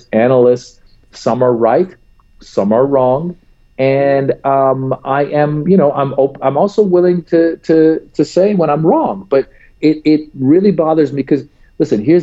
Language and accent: English; United States; as an American